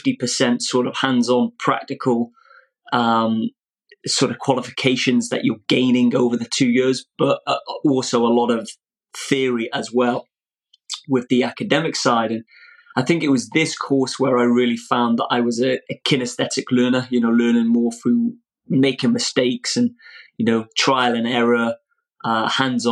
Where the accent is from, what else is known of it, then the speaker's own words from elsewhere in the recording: Old Colwyn, Wales, United Kingdom; I was raised in Old Colwyn